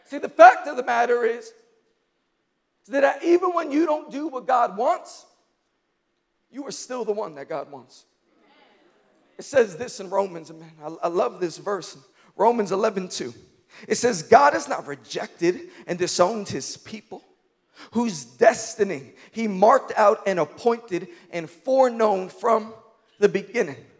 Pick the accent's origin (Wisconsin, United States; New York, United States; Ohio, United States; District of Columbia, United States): New York, United States; New York City; I grew up in Queens